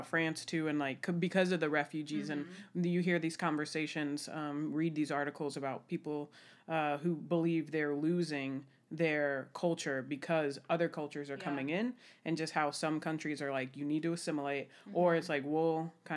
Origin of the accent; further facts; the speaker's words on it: United States; as an American